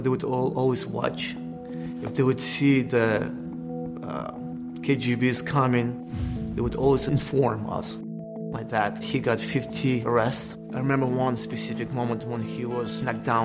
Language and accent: English; Belarus; English is a second language; moved away; I was born in Belarus, between Poland